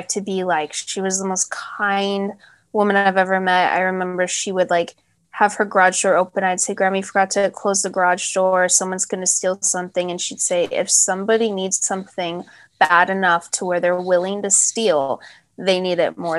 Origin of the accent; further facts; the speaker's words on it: Hemet, California, United States; growing up in Hemet, we had to entertain ourselves